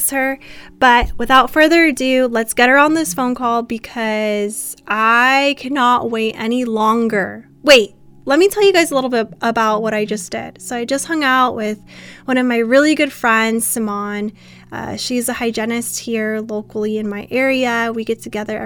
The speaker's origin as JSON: {"language": "English", "country": "United States", "accent": "American", "said": "back to my American accent."}